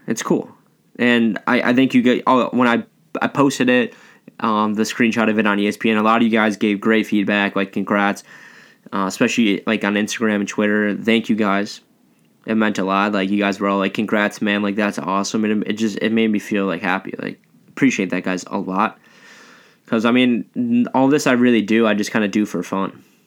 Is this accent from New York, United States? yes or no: yes; Buffalo, New York, United States; I'm from Buffalo